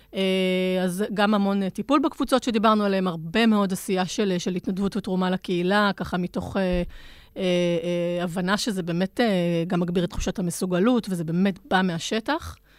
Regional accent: Israel; היתרון שלנו, המובהק כישראלים

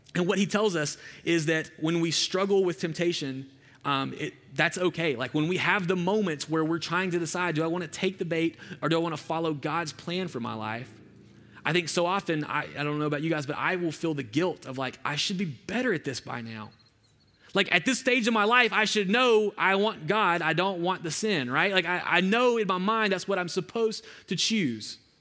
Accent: Alabama, United States; I'm from this, like, really rural part of Alabama

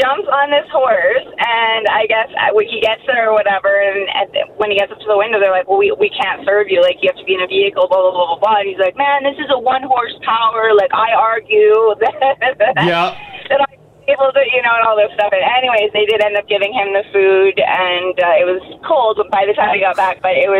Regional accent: Airdrie, Alberta, Canada; I grew up actually near Ginge in Airdrie.

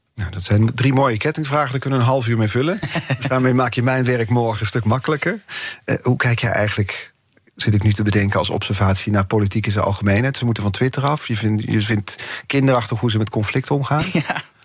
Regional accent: Netherlands; als Nederlanders

